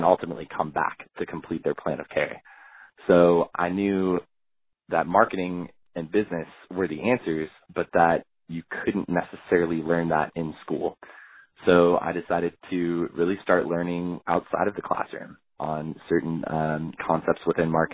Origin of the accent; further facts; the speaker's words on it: Los Angeles, California, United States; moved away as an adult; now in Washington, D.C., United States; I'm originally from Los Angeles